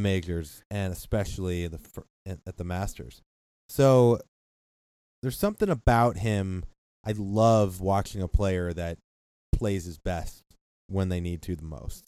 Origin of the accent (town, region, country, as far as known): United States